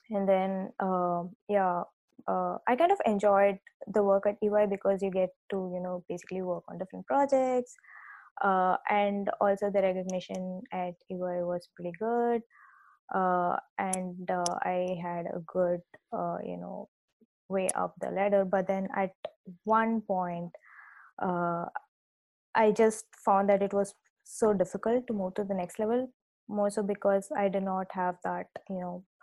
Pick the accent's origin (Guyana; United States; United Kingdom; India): India; Chennai, Tamil Nadu; So I uh, grew up in uh, India and I come from the southern part of India um, I uh, uh, grew up in a place called Chennai, but then my dad was working at the bank.